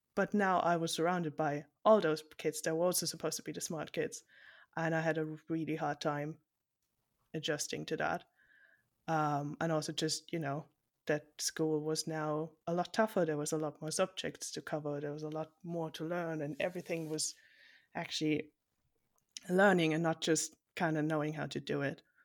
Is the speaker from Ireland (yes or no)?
no; Germany; I'm from Germany, so this is a long distance call.